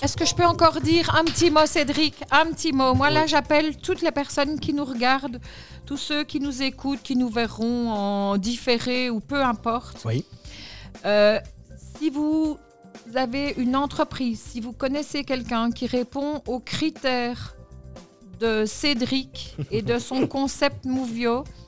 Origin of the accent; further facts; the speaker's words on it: Belgium; En tant que Belge